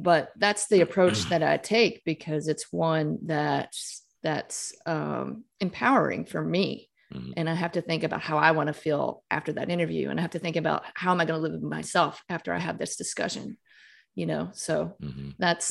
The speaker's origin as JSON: {"language": "English", "region": "Mississippi", "country": "United States", "tie": "born or raised there", "moved": "as an adult", "said": "I grew up in Mississippi, I grew up Catholic"}